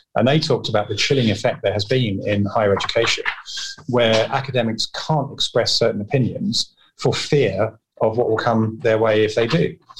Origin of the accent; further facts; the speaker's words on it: England, United Kingdom; also born or lived in Hong Kong; we moved uh, to England when I was very small from Hong Kong